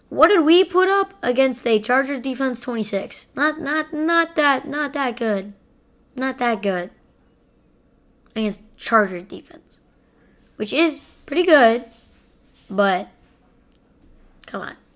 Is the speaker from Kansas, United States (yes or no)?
yes; Kansas, United States; I'm from Kansas.